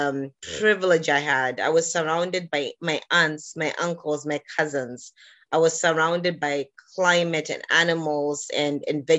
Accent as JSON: {"language": "English", "region": "Harare", "country": "Zimbabwe", "tie": "born or raised there", "moved": "yes", "lives_now": "Canada", "said": "I was born on the continent of Africa in a country called Zimbabwe, which is in the southern part of Africa, in a city called Harare."}